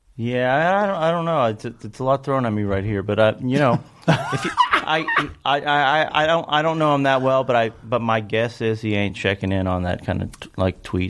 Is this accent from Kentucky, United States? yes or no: yes; Kentucky, United States; growing up in Kentucky was kind of all there is.